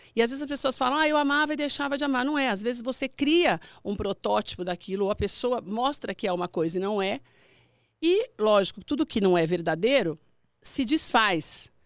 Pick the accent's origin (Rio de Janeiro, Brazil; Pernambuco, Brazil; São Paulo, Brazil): São Paulo, Brazil; Mauá; São Paulo mesmo, sou de São Paulo, sou do ABC.